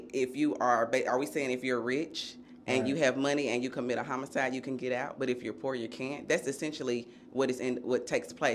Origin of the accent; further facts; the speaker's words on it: Nashville, Tennessee, United States; I'm a Nashville native. I grew up right here in East Nashville